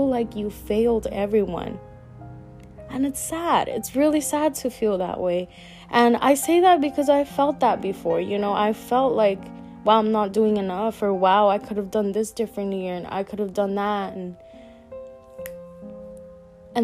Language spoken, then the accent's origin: English; United States; I was born here in the United States. My parents are from Mexico